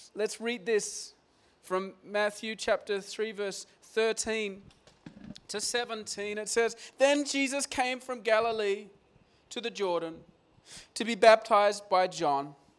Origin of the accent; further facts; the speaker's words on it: Australia; moved away as an adult; moving here as, as an Aussie guy and my dad's still in Australia